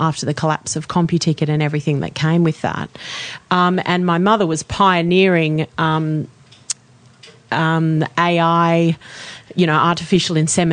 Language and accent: English; Sydney, New South Wales, Australia; Grew up in Sydney, born in the Crown Street Hospital, which no longer exists.